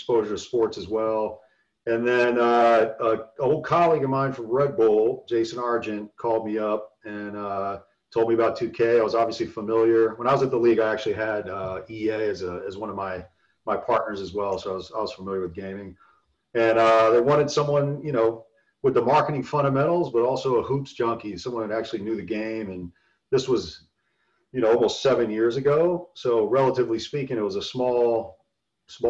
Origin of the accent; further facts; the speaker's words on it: Columbus, Ohio, United States; moved away as an adult; also born or lived in West Virginia; I grew up in Ohio and Columbus